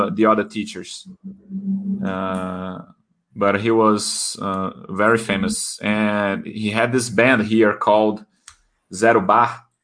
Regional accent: São Paulo, Brazil; I'm from São Paulo.

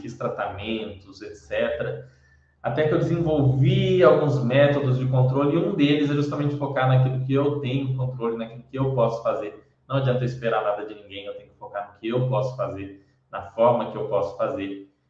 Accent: Brazil; Para nós, é, que somos brasileiros

